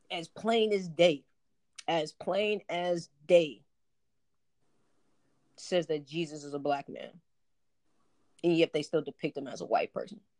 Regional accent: Southern United States, United States; Like I grew up in the South Southern Baptist church.

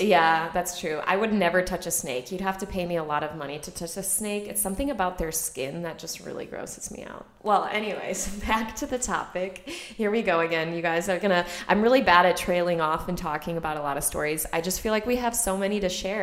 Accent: Chicago, Illinois, United States; moved away as an adult; also born or lived in Vienna, Austria; I grew up in Chicago in a very suburban, you know, um, what do you call that area of Chicago, like not in the city, so the suburbs.

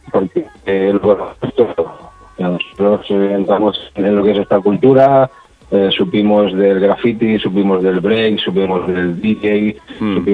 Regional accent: Sabadell, Catalonia, Spain; Pues todo empezó con otros grupos que empezaban de, en el mismo barrio donde nosotros crecimos ahí en los Termes. Sí. Todos mm. los alrededores, que, no deja de ser Sabadell.

